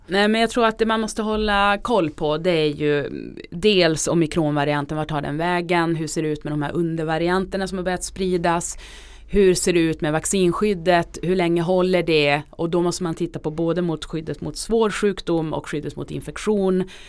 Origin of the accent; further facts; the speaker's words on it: Norrbotten County, Sweden; now in Stockholm, Sweden; Jag kommer själv från Norrbotten